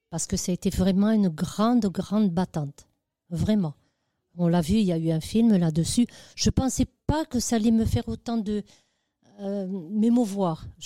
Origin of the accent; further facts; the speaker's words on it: Algeria; now in France; moi, je viens d'Algérie.